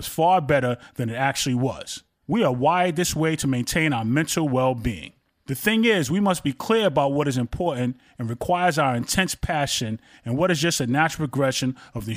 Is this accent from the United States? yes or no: yes; New York City, New York, United States; I went to Harlem to see her every weekend when I was growing up in Brooklyn as a child